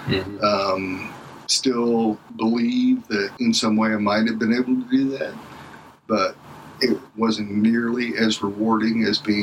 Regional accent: Cincinnati, Ohio, United States; And I grew up in the baseball environment and, you know, growing up in Cincinnati during the Big Red Machine.

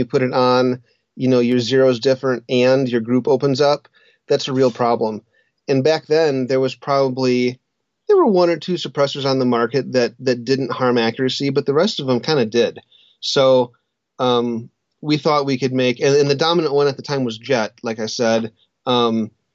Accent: Wisconsin, United States; moved away as an adult; also born or lived in Colorado; I grew up hunting in Wisconsin, and then I moved to Colorado when I was, 22 or something like

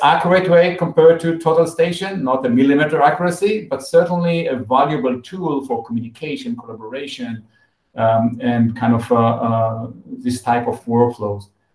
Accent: Israel; I was born in Israel. Um, and uh, like everyone else, after the high school, I, I joined the army as, as a mandatory military service

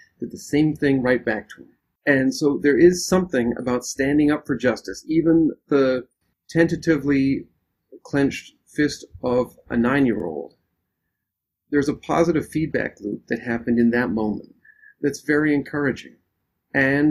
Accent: Canada; now in United States; As a Canadian who has witnessed racism in the built environment in Canada and here in the United States

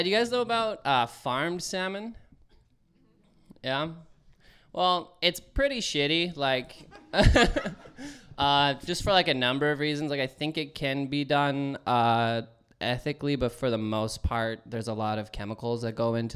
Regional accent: Cold Lake, Alberta, Canada; Cold Lake, which is where I'm from

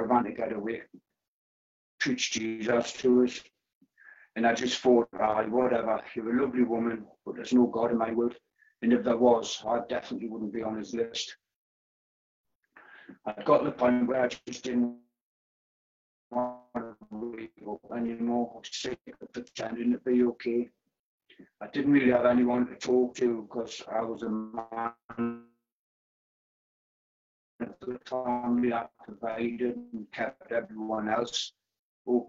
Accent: Newcastle upon Tyne, North East England, United Kingdom; I'm 40, I'm from Newcastle.

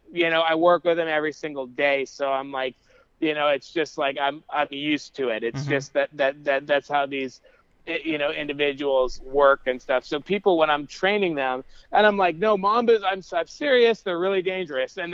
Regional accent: Southwest, United States; growing up in the Southwest

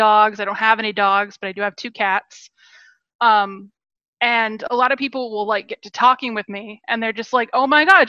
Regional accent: Seattle, Washington, United States; also born or lived in Rock Hill, South Carolina; now in San Francisco, United States; I grew up in Seattle

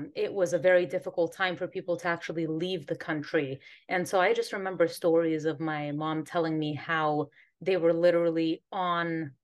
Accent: Northern California, United States; moved away as an adult; now in Antigua; I'm originally from California, so Northern California, born and raised

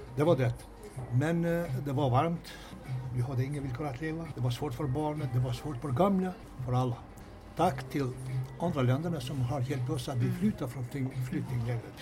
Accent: Kosovo; Swedish is a second language; moved away as an adult; also born or lived in North Macedonia / Malta / Vimmerby, Sweden; now in Sweden; jag har flyttat från eh, hemlandet från Kosovo

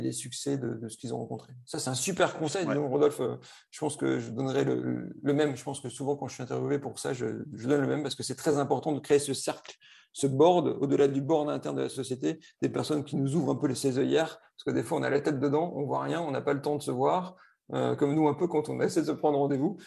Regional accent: Lille, Hauts-de-France, France; je suis ch'ti, ce hein, c'est plus un secret. Donc, je suis lillois.

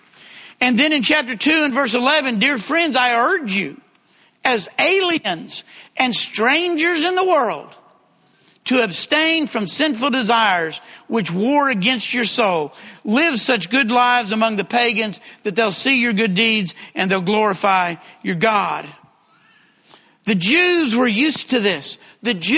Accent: Texas, United States; accent: southern; he knew I was from one of the southern states. And when I said Texas, he said, I could have guessed that.

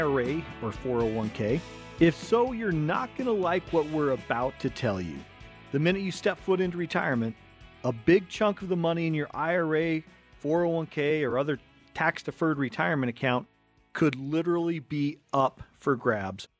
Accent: Cottonwood Heights, Utah, United States; we grew up right here in Cottonwood Heights

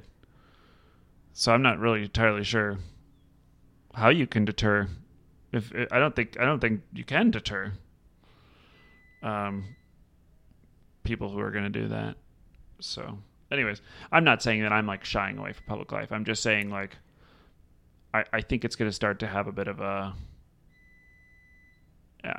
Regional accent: North Shore, Illinois, United States; I grew up on the North Shore

